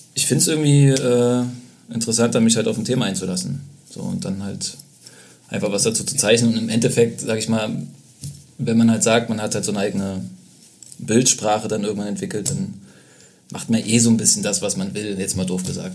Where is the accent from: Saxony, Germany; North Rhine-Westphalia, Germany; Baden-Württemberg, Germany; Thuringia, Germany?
Saxony, Germany; Leipzig; moved away as an adult; also born or lived in Berlin; now in Leipzig, Germany; Bin da geboren und aufgewachsen